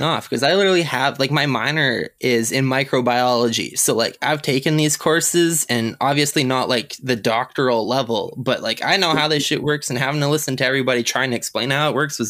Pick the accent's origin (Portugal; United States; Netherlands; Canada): Canada; now in Saskatchewan, Canada; I'm a freaking Canadian.